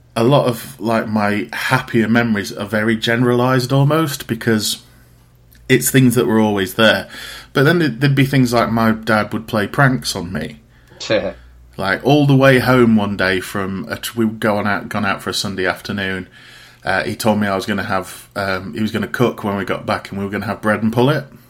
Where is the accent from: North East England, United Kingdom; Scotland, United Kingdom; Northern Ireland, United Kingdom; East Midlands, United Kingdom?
East Midlands, United Kingdom; Riddings; I am from a place called Riddings in Derbyshire, um, which is about half an hour outside of Derby.